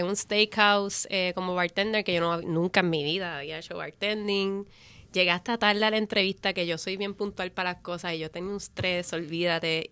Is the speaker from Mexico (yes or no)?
no; Puerto Rico; yo me crié en Coupe, en mm. la calle Paraná